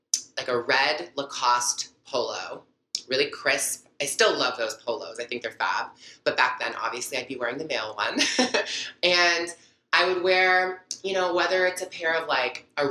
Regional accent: Toronto, Ontario, Canada; also born or lived in Montreal, Quebec / Burlington, Ontario / Mississauga, Ontario; was born in Montreal, Canada, and I grew up in Burlington, Mississauga, Toronto

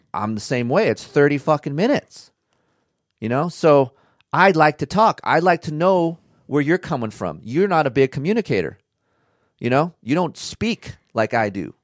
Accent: California, United States; being from California

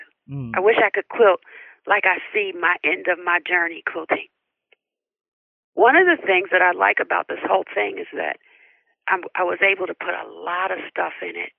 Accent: Connecticut, United States; I grew up in Connecticut, and I spent my summers in Athens, Georgia with my grandmother.

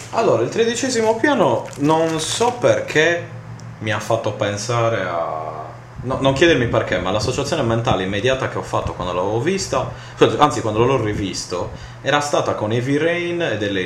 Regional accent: Sardinia, Italy; in quanto sardo

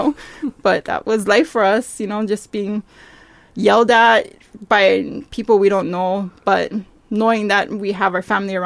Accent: Waimanalo, Hawaii, United States; born and raised in Waimanalo, particularly Waimanalo Homestead

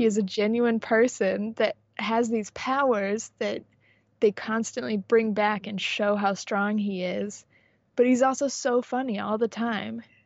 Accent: San Diego, California, United States; I grew up in San Diego

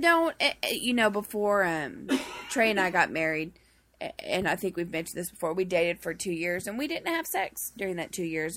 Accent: Boston, Massachusetts, United States; I'm from Boston

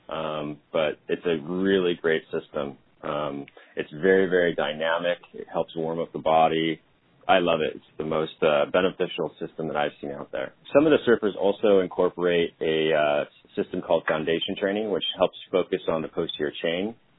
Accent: California, United States; I grew up in California playing ice hockey

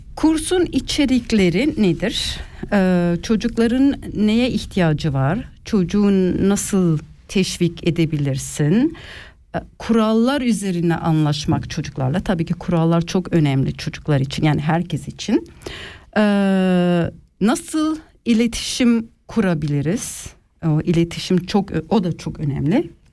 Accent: Switzerland; also born or lived in Ticino, Switzerland; Ben burada doğdum.

